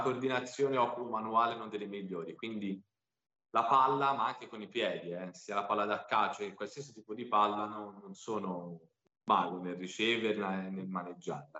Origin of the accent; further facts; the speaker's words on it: Pisa, Tuscany, Italy; also born or lived in Milan; E sono nato a Pisa e vivo a Pisa